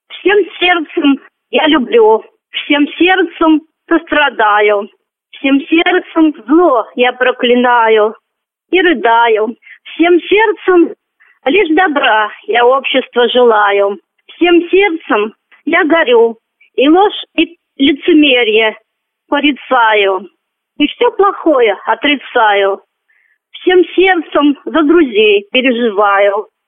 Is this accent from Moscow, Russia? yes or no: yes; Moscow, Russia; also born or lived in Michurinsk, Tambov Oblast; Родилась я в Тамбовской области, города Мичуринск. Потеряла зрение 8 лет, переболев корью. Мои родители перевезли меня в Москву. В Москве закончила первый интернат в 1999 году